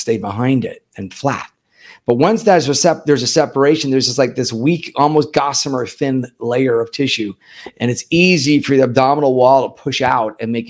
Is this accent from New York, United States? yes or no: yes; New York, United States; moved away as an adult; also born or lived in St. Louis, Missouri; now in Miami, United States; I'm originally from New York, but I've been here in Miami since 1996